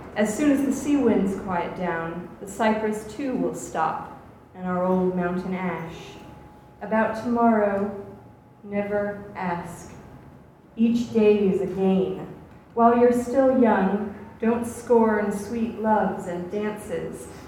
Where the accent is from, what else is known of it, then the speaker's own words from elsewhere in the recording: Atlanta, Georgia, United States; now in Oxford, United Kingdom; I grew up in Atlanta